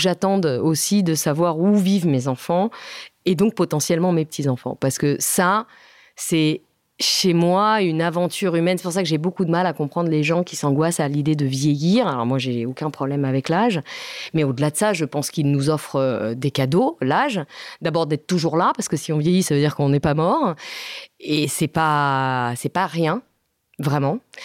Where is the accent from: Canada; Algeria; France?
France; first language Italian; French is a second language; moi aussi, je suis française